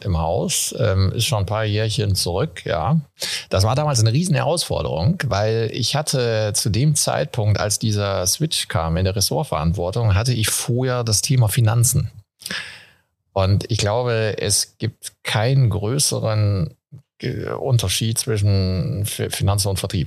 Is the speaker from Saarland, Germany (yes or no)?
no; Castrop-Rauxel, North Rhine-Westphalia, Germany; moved away; da, wo ich aufgewachsen bin, auch in Kassel-Brauxel